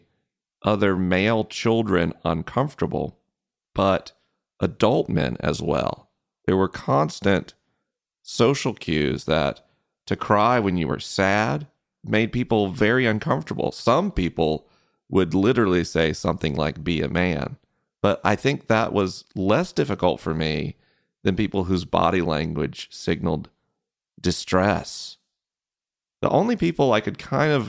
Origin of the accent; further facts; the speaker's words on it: Florida, United States; growing up in the South